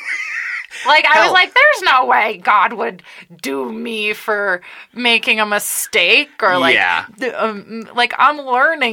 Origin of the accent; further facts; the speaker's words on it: Connecticut, United States; I'm from Connecticut